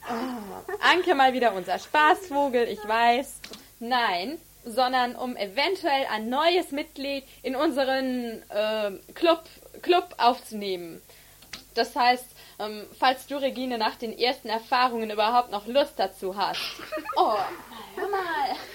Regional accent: Berlin, Germany; Ich, ähm, ich bin aus Berlin. Hört man ja wahrscheinlich.

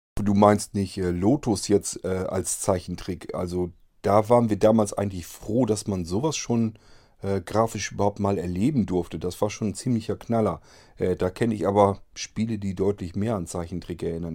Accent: Germany; bei uns in Deutschland

